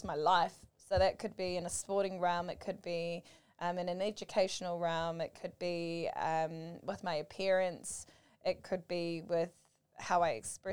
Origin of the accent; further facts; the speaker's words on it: Manurewa, Auckland, New Zealand; I grew up in Manurewa